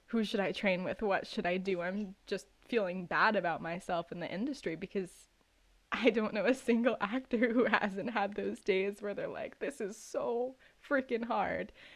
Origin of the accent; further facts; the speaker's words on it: New York City, New York, United States; I was born and raised in New York City